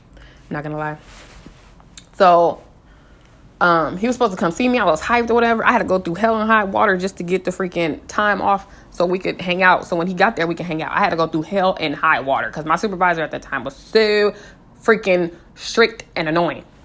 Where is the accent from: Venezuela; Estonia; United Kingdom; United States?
United States; West Coast; also born or lived in Colorado; I'm from the West Coast